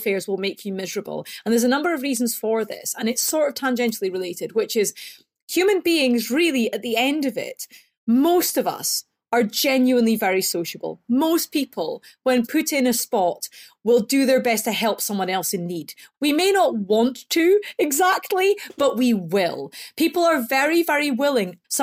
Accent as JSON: {"language": "English", "region": "Scotland", "country": "United Kingdom", "moved": "yes", "said": "So you can probably tell because I talk funny. I'm from Scotland"}